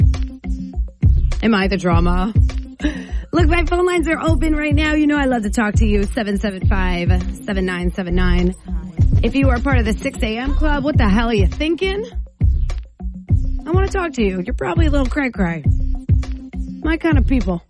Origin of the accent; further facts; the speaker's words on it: New Jersey, United States; now in Maine, United States; I'm from New Jersey, so I grew up with Costco.